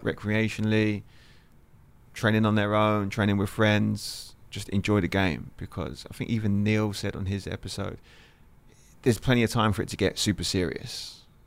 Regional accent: Lewes, South East England, United Kingdom; where I grew up in England, Lewis, which is, which is, if you look on the map, is near Brighton

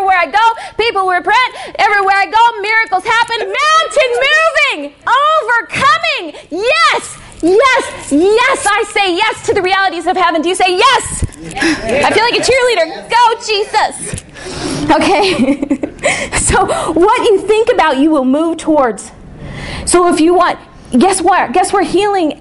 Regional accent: the North, United States; I'm from the North.

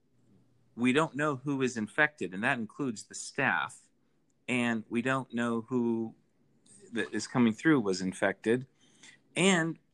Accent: Idaho, United States; moved away as an adult; now in Salt Lake City, United States; I haven't actually lived here my whole life. I'm originally from Idaho

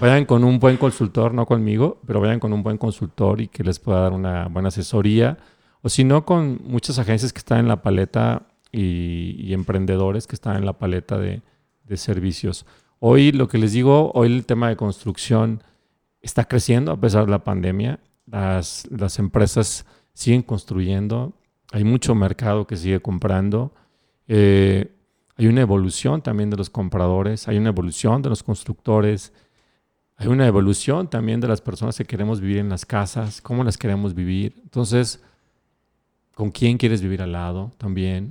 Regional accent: Mexico

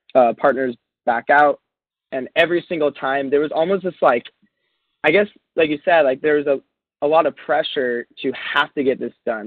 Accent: Encinitas, California, United States; I'm from Encinitas, California, which, if you don't know, that's this quirky little beach town by San Diego.

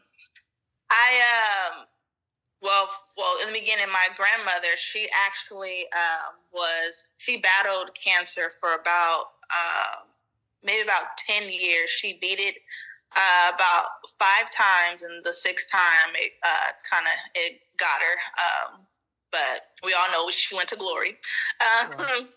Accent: California, United States; I am from California, born and raised

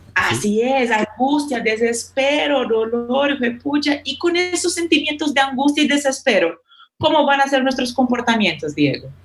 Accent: Brazil; Spanish is a second language; moved away; Yo como brasileña

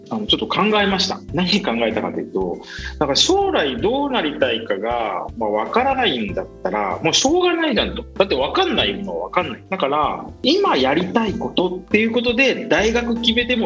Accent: Miyazaki, Japan; 僕はですね元と出身の宮崎で宮崎県のまあ硬い中でまあ、育ったんですけど

